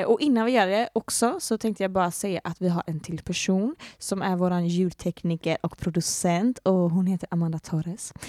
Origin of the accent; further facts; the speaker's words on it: Gothenburg, Västra Götaland, Sweden; also born or lived in Floda; jag kommer ju från Sverige och eh, från Göteborg. Eh, och jag är uppvuxen i Göteborg och lite utanför Göteborg